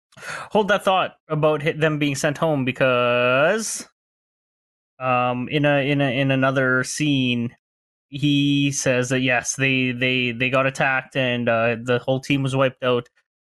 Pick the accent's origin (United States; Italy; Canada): Canada; I'm Canadian, not American.